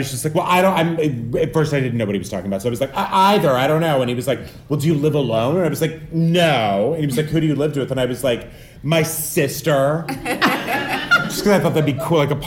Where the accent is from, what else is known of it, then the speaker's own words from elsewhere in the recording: El Paso, Texas, United States; In El Paso, Texas.